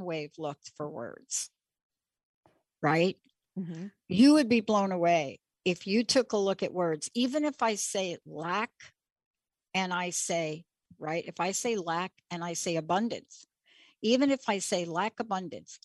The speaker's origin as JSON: {"language": "English", "region": "New York", "country": "United States", "said": "I'm from New York"}